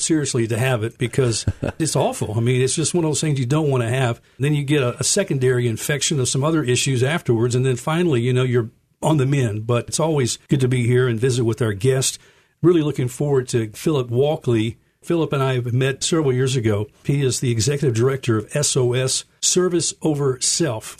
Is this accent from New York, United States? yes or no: no; Memphis, Tennessee, United States; I grew up here in Memphis